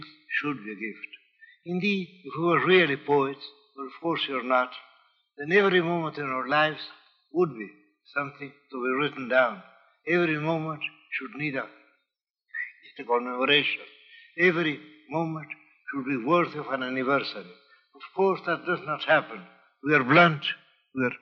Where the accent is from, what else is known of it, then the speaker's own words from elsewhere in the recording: Buenos Aires, Argentina; English is a second language; moved away; I feel homesick for Buenos Aires, my hometown